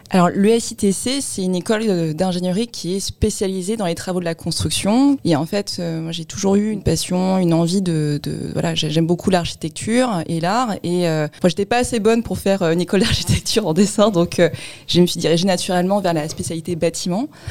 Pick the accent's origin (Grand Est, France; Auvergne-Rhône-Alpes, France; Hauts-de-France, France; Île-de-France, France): Île-de-France, France; Créteil; je suis euh, d'origine sino-cambodgienne, donc un peu plus lointain, et je suis née sinon à Créteil.